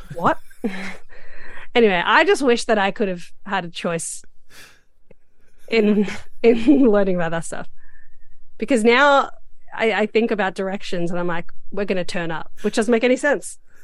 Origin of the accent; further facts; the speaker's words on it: Australia; I'm Australian